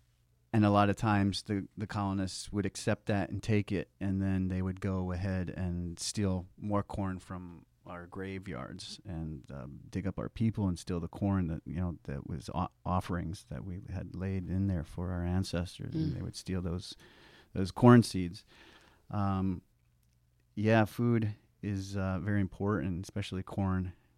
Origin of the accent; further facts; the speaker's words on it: United States; You know, as Indian people, the land is a part of us.